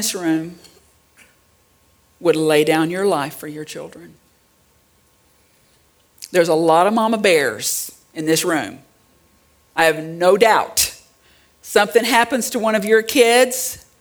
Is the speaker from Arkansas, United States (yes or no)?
yes; Central Arkansas, United States; I grew up in Central Arkansas